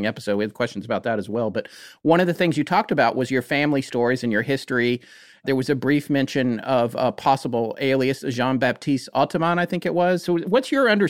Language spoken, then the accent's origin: English; North Carolina, United States; also born or lived in Los Angeles; now in Greensboro, United States; I'm from North Carolina